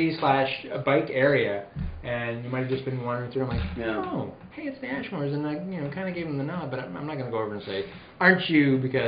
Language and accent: English; Canada; We're too Canadian.